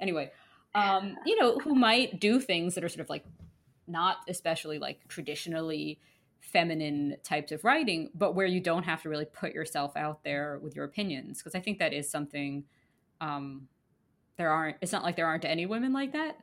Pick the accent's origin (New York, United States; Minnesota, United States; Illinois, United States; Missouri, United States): New York, United States; I grew up in Manhattan